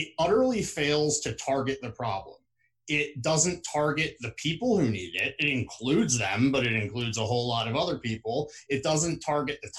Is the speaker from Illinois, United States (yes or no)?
no; West Lafayette, Indiana, United States; at places like Purdue University, actually in my hometown in Indiana